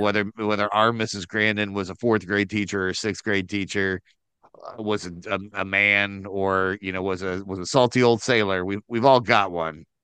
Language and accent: English; Midwest, United States